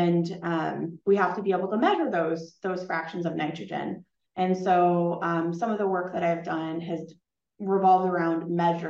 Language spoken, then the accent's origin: English; Mount Pulaski, Illinois, United States; moved away as an adult; now in Fargo, United States; I grew up in Mount Pulaski, Illinois, which was a small town close to Springfield